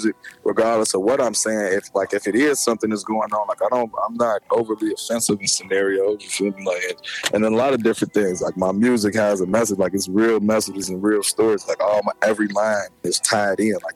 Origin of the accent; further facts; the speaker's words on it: Chicago, Illinois, United States; I'm from the west side, BL South. Like, I grew up on the west side, BL South